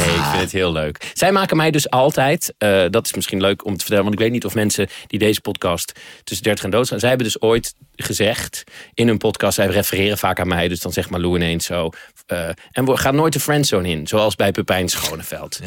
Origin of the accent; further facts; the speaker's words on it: Netherlands; zijn wij Nederlanders